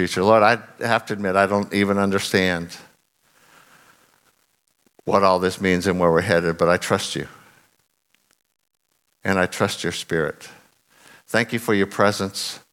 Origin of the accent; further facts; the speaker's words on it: United States; moved away; I'm from America